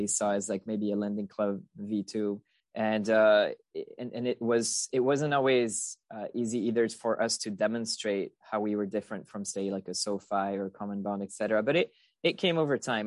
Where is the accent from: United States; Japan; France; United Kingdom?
France; English is a second language; moved away as an adult; I'm originally from France. I spent most of my childhood, uh, there through high school.